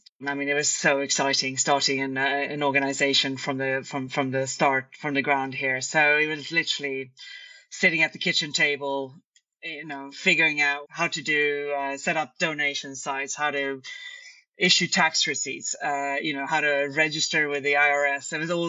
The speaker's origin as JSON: {"language": "English", "town": "Stockholm", "region": "Stockholm County", "country": "Sweden", "also_born_or_lived": "London", "second_language": "English", "said": "I'm originally from Stockholm, Sweden, and I studied international relations and history at university"}